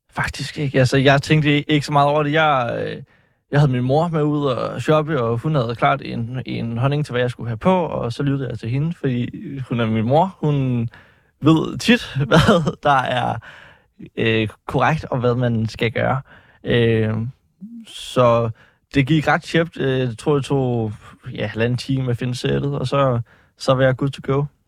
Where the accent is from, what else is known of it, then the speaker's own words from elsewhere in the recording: Faxe, Zealand, Denmark; Jeg kommer fra Faxe.